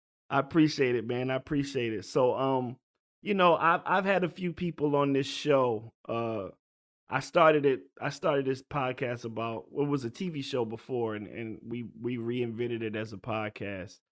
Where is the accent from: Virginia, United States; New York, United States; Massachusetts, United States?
Virginia, United States; I grew up in Virginia